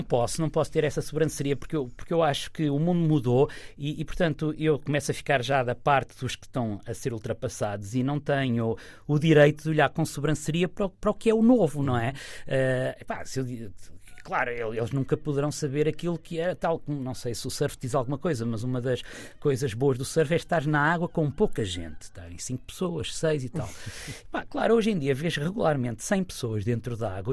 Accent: Figueira da Foz, Coimbra District, Portugal; eu cresci na Figueira

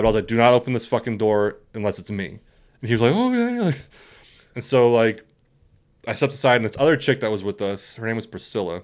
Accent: West Coast, United States; we grew up on the West Coast

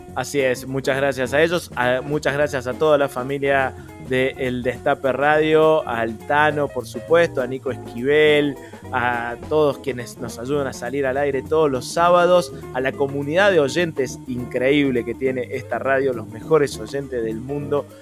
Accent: Córdoba, Argentina; como cordobés

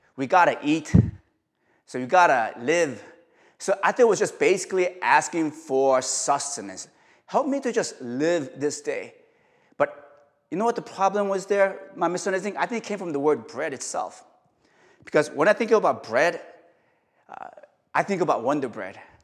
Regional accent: South Korea; now in New York, United States; I'm from Korea

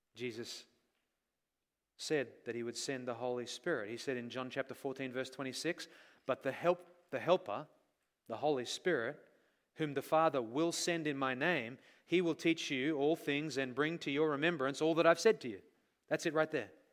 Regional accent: Australia; moved away; we grew up in Australia

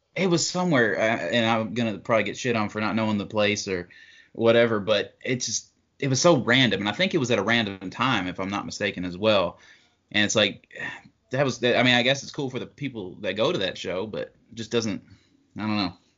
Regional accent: Kentucky, United States; I'm from Kentucky.

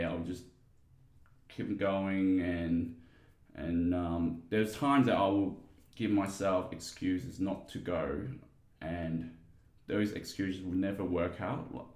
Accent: Guangzhou, Guangdong, China; now in Perth, Australia; I was born in China in a city called Guangzhou, aka Canton. So that's where the language, the dialect Cantonese comes from. Yeah, so I lived half of my life there and the second half part of my life here in Perth.

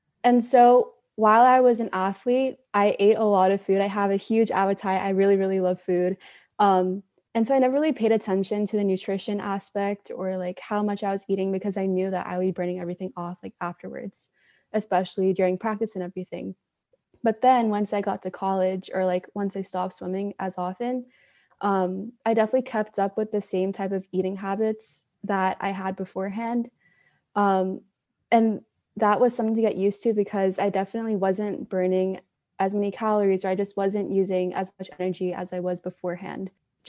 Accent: Houston, Texas, United States; also born or lived in Dallas / Malaysia; I'm from Houston, Texas, and I've lived abroad for most of my life. I moved around a lot, lived in Houston, Dallas, and Malaysia.

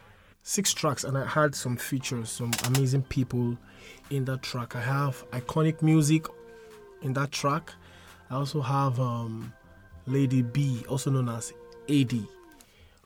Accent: Akwa Ibom, Nigeria; I'm from Akwa Ibom State

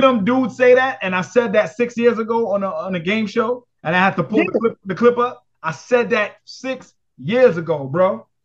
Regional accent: New York City, New York, United States; I'm from Brooklyn

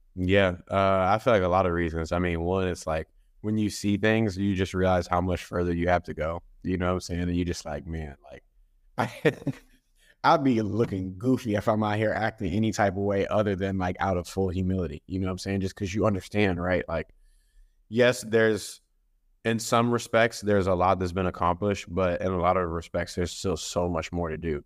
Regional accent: Dallas, Texas, United States; I'm originally from Dallas, Texas

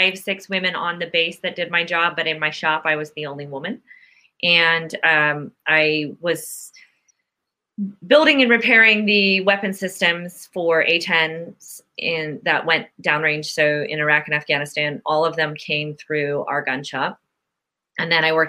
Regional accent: Youngstown, Ohio, United States; moved away; I grew up in Youngstown, Ohio

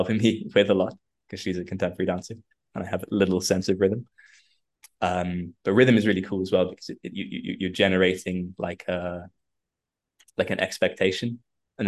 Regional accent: London, United Kingdom; moved away as an adult; now in Croatia; So I live out in Croatia. I'm from London, but I got married and moved out here a little while ago.

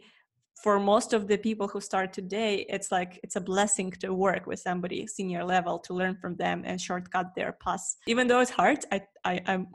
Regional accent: Ukraine; moved away as an adult; I'm also from Ukraine

